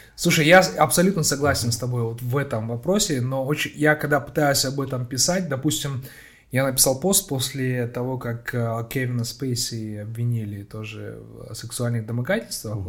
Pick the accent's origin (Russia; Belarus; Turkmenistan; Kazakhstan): Kazakhstan; Petropavl, North Kazakhstan Region; я сам просто родом из Петропавловска, да. с, я сам самого севера Казахстана